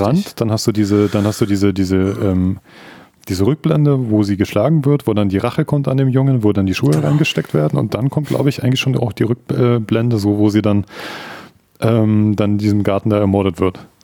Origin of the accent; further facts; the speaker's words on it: Munich, Bavaria, Germany; ich bin in Neuperlach in München aufgewachsen.